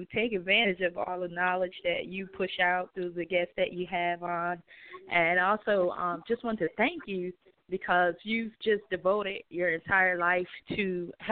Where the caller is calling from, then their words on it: Houston, Texas, United States; I'm calling from Houston, Texas